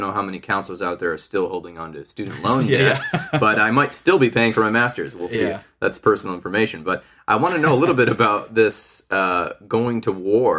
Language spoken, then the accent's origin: English; United States; coming from the United States and growing up in the United States? I remember I'm a child of the early 80s